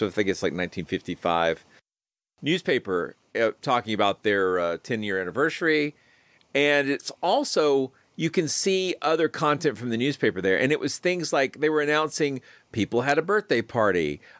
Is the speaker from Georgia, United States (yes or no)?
yes; small town outside Atlanta, Georgia, United States; it's outside of Atlanta, so it's. But there's this sort of suburban sprawl, so it feels like it's all one big connected mess.